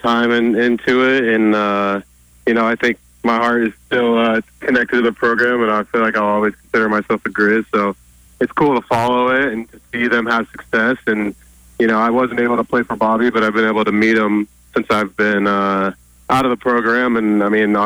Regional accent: Oregon, United States; every kid growing up in Oregon

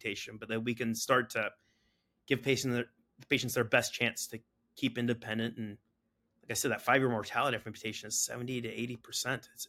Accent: San Diego, California, United States; I grew up in San Diego

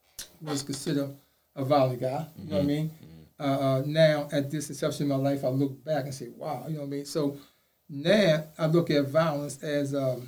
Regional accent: Baltimore, Maryland, United States; also born or lived in the South; Come up in the Parkhurst area back in the 60s.

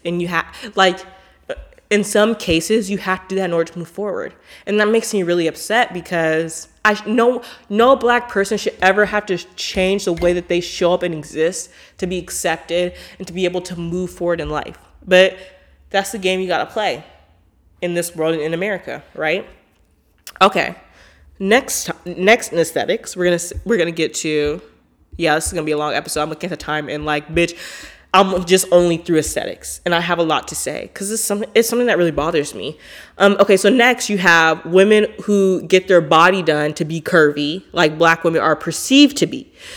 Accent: Portland, United States; I'm from Portland

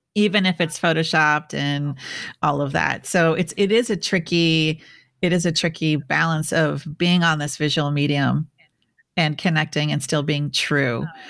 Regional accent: Midwest, United States; I'm from the Midwest

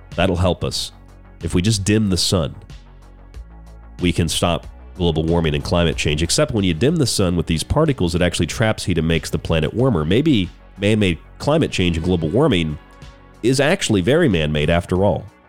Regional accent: Florida, United States; when I grew up in Florida.

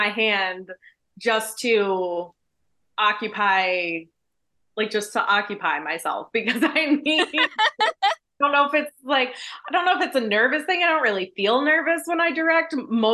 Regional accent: D.C., District of Columbia, United States; I grew up outside Washington, D.C.

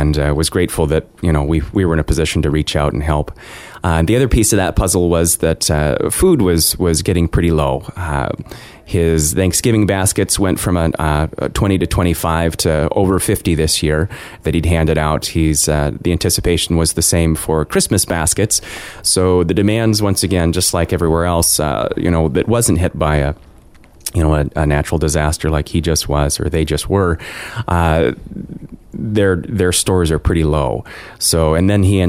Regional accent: Juneau, Alaska, United States; I was born and raised here in Juneau

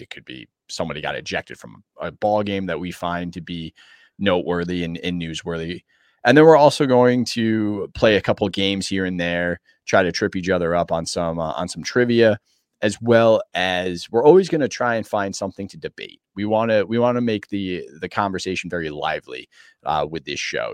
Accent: Connecticut, United States; I was born and raised in Connecticut

